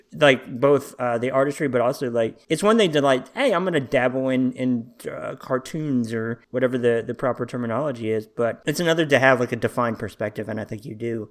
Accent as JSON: {"language": "English", "town": "Little Rock", "region": "Arkansas", "country": "United States", "tie": "born or raised there", "also_born_or_lived": "Washington, D.C.", "said": "I'm from Arkansas. I've been here as long as I can remember"}